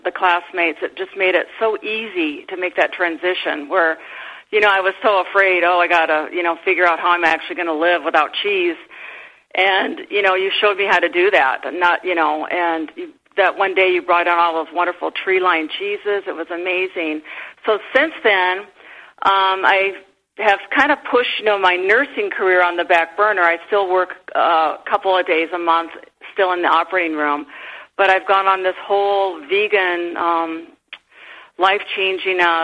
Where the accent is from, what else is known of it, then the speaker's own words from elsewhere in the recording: Midwest, United States; I grew up in the Midwest